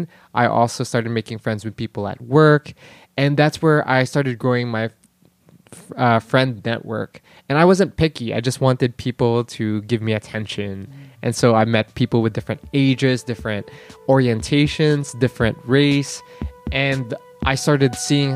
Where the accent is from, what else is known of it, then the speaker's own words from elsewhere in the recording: Los Angeles, California, United States; also born or lived in Philippines; now in New York, United States; I'm from the Philippines originally, but then I grew up in Los Angeles and moved places, and now I'm in New York